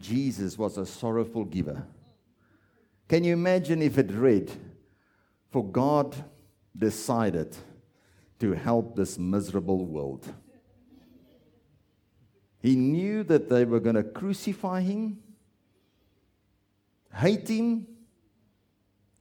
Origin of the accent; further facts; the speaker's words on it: South Africa; I'm South African